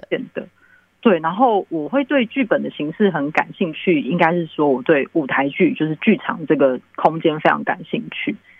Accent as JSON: {"language": "Chinese", "country": "Taiwan", "said": "我自己是听就是长辈讲台语长大，但我讲的并没有那么好"}